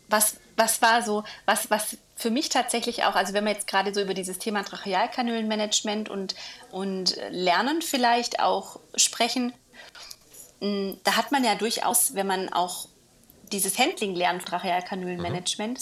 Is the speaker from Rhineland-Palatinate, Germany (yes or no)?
no; near Villingen-Schwenningen, Baden-Württemberg, Germany; in meiner Heimat ähm, zu Hause, Villingen-Schwenningen. Also nicht ganz hm. Heimat, aber ja. Nachbarort